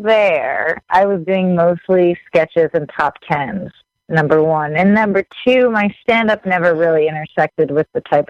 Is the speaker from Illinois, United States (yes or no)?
no; Haddonfield, New Jersey, United States; born or raised there; moved away